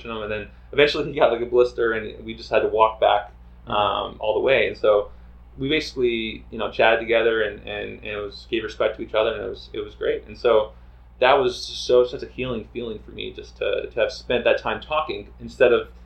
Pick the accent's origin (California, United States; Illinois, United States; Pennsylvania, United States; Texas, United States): Texas, United States; I was born in Texas